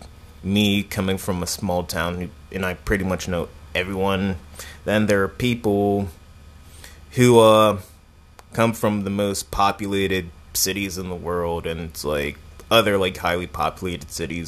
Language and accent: English; York, Pennsylvania, United States; moved away as an adult; also born or lived in State College, Pennsylvania; now in Philadelphia, United States; I was born in State College, and then I, like, moved to York when I was, like, 5 or 6 years old.